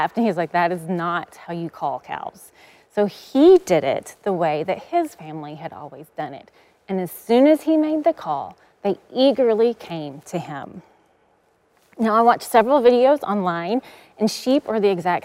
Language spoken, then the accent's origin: English; East Texas, United States; I grew up in East Texas, and growing up, we always had a herd of cows.